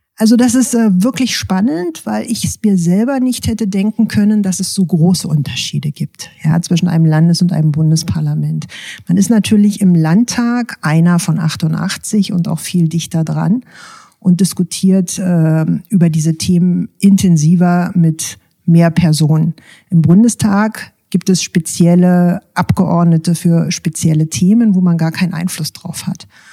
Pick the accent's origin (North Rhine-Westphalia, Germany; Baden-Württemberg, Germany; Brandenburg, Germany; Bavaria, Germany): Brandenburg, Germany; bei uns in Brandenburg